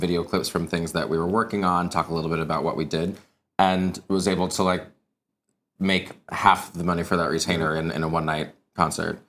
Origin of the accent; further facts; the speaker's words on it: Wichita, Kansas, United States; moved away; I'm originally from Kansas, um, and in Wichita, actually, where I'm from, it has an amazing arts community, which I'm very much still a part of in ways that I'm a product of it.